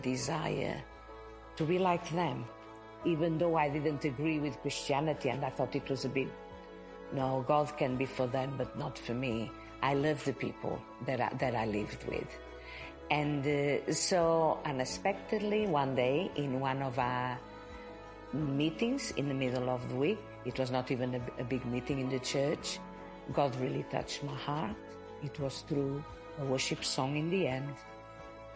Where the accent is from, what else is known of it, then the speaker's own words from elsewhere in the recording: Portugal; moved away as an adult; now in Birmingham, United Kingdom; I am from Portugal